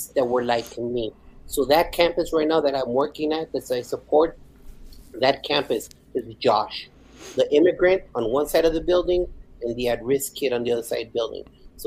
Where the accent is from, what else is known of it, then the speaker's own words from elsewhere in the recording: El Paso, Texas, United States; English is a second language; also born or lived in Ciudad Juarez, Chihuahua, Mexico; now in Garland, United States; I was born in Ciudad Juarez, Chihuahua, Mexico, and my mom immigrated our family to El Paso, Texas. I've been an El Pasoan for the majority of my life